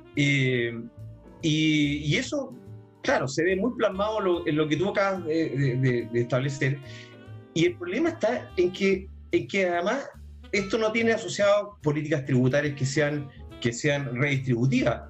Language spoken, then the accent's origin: Spanish; Chile; a muchos chilenos